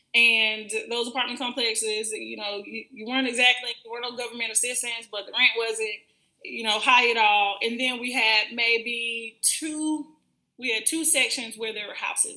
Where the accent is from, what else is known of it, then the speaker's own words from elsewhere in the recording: Florida, United States; I am from Florida. Um, I've been in Florida my entire life